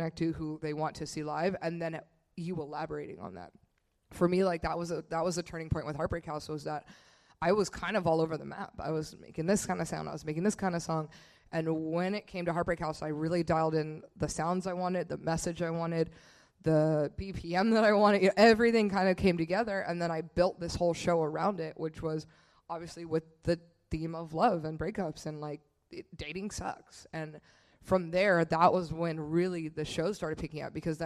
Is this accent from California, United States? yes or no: yes; Bay Area, California, United States; where Tanner and I grew up in the Bay Area